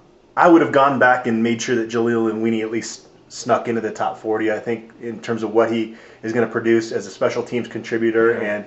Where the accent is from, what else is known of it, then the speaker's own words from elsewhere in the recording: Phoenix, Arizona, United States; I grew up in Phoenix